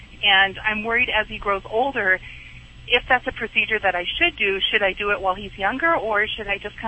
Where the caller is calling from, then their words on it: Montana, United States; From Montana.